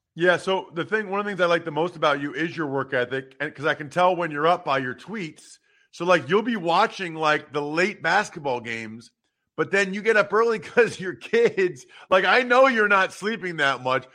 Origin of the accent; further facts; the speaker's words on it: outside of Philadelphia, Pennsylvania, United States; I grew up outside of Philly